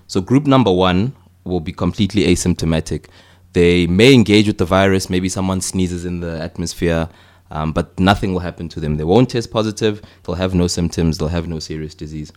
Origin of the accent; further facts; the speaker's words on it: Johannesburg, Gauteng, South Africa; moved away as an adult; also born or lived in Cape Town; I'm from Johannesburg originally